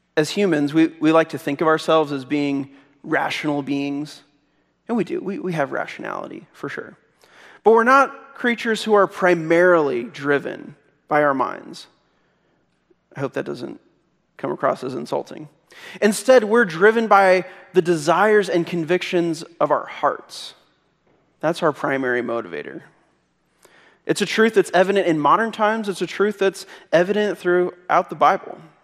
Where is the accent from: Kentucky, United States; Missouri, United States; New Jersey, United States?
Missouri, United States; I'm from Missouri